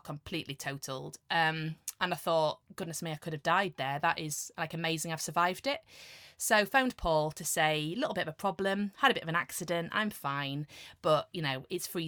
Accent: Ashington, North East England, United Kingdom; also born or lived in Cambridge / Stockton-on-Tees; I was born in Ashington in the Northeast of England, a little mining town. And so the Northeast was home for me, really.

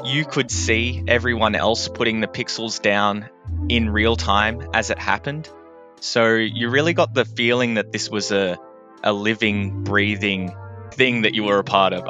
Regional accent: Melbourne, Victoria, Australia; I am a creative from Melbourne.

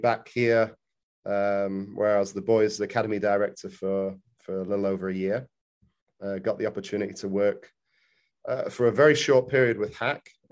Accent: England, United Kingdom; moved away as an adult; now in Louisville, United States; growing up in England, played for a few academies over there, ended up at Bolton when I was U17, U18

